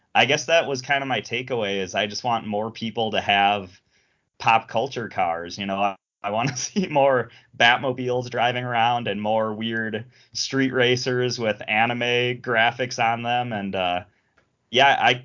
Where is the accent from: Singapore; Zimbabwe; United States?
United States; Chicago, Illinois; I'm a Chicagoan